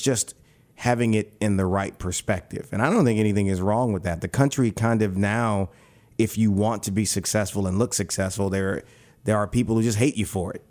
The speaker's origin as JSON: {"language": "English", "town": "New Roads", "region": "Louisiana", "country": "United States", "said": "I'm a country boy. I'm from New Roads, Louisiana"}